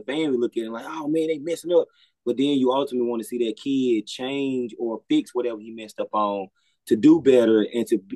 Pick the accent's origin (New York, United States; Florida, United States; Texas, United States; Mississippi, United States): Mississippi, United States; I'm from Mississippi, from a small town in Mississippi